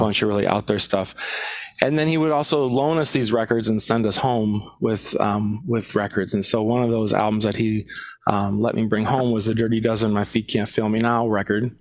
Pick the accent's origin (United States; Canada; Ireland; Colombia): United States; Minneapolis, Minnesota; now in Madison, United States; I grew up in South Minneapolis